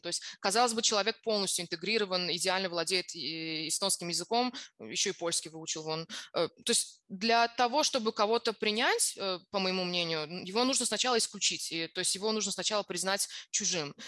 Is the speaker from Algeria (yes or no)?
no; Azerbaijan; я сама из Азербайджана